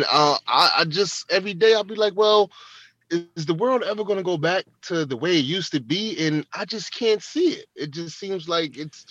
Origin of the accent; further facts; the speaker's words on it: New York City, New York, United States; moved away as an adult; now in Bronx, New York, United States; I'm originally from Manhattan, from Harlem